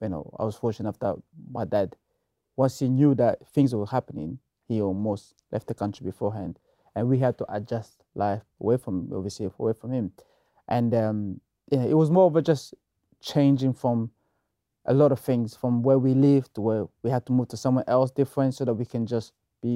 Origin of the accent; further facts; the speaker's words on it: DR Congo; I grew up in the Congo, and my father is a politician.